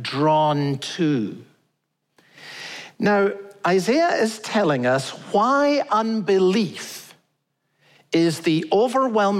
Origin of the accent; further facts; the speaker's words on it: Scotland, United Kingdom; I'm Scottish